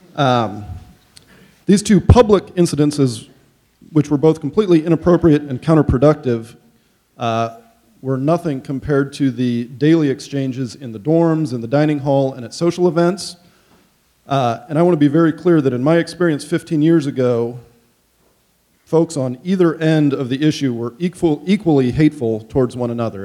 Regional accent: Goshen, Indiana, United States; I grew up in College Mennonite Church and in Goshen

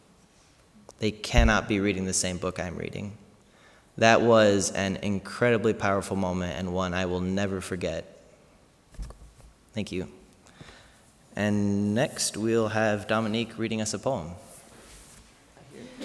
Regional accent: Goshen, Indiana, United States; growing up in Goshen, Indiana

